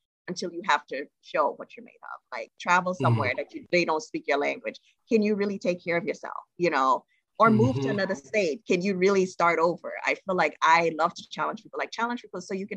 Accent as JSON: {"language": "English", "country": "Trinidad & Tobago", "said": "I'm from Trinidad and Tobago. And as a country, our people, we struggle with saying words that have TH in them"}